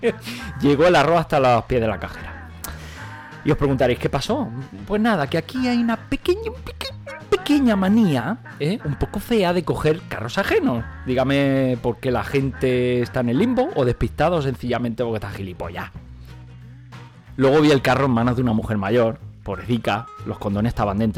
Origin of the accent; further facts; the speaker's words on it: Catalonia, Spain; Nosotros en Cataluña, de donde vengo, decimos eh, del tiempo.